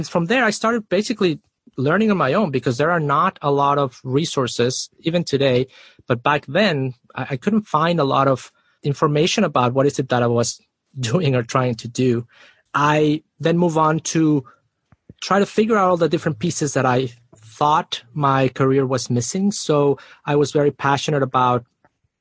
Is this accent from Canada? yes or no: no; Mexico City, Mexico; moved away as an adult; also born or lived in Austin, Texas; I am originally from Mexico City. So I moved to Austin, Texas after college